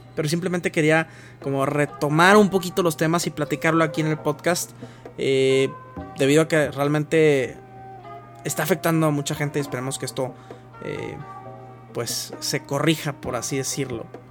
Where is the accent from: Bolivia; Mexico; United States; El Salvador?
Mexico; como consumidores mexicanos